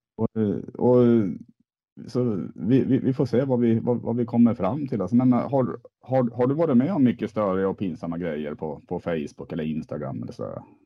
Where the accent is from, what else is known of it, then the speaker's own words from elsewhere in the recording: Sweden; vi svenskar